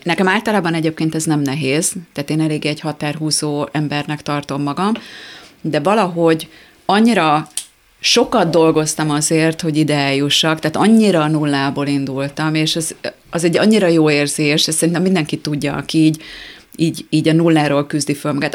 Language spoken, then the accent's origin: Hungarian; Tata, Komárom-Esztergom, Hungary; moved away; Nyilván Tatán élnek ők továbbra is, ugye én ott nőttem fel